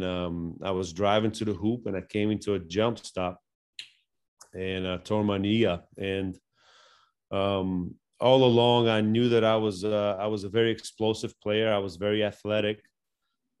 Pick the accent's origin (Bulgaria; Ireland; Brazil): Bulgaria; moved away; I grew up in Bulgaria